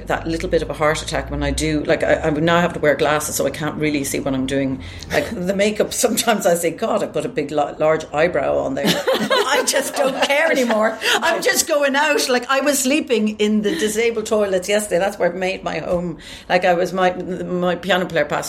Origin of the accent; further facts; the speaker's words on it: Ireland; I am an Irish singer, sometimes actress, and just living in Ireland still